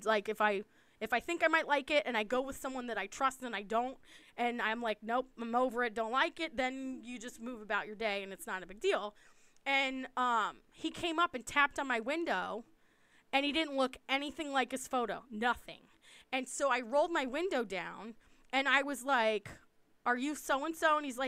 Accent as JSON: {"language": "English", "region": "East Coast", "country": "United States", "said": "I'm from the East Coast"}